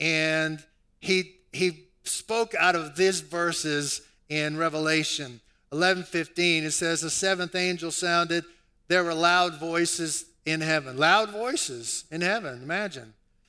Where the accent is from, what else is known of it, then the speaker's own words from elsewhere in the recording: New Orleans, Louisiana, United States; I was raised in New Orleans, and if you're born in New Orleans, more than likely you're born into a Roman Catholic tradition.